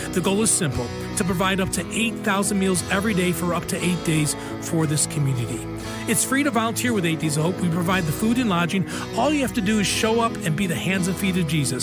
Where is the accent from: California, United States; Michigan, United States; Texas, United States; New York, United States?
New York, United States; Buffalo; my hometown